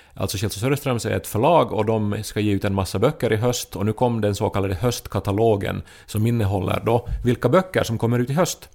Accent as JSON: {"language": "Swedish", "town": "Pedersöre", "region": "Ostrobothnia", "country": "Finland", "tie": "born or raised there", "also_born_or_lived": "Turku", "moved": "as an adult", "lives_now": "Helsinki, Finland", "said": "när jag var liten och, och i Pedersöre, man använde ju verkare till vardag och fest"}